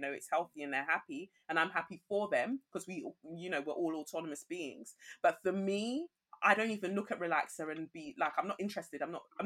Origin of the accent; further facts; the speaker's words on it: England, United Kingdom; also born or lived in Nigeria; I was born in Nigeria and I came to England when I was 5.